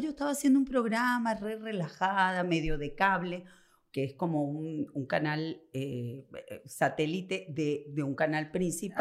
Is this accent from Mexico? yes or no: no; Venezuela; now in Argentina; mi país, a Venezuela